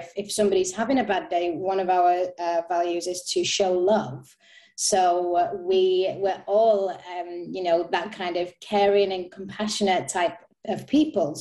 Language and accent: English; Manchester, North West England, United Kingdom; moved away as an adult; now in Stockholm, Sweden; I'm from Manchester. I moved to Stockholm in September last year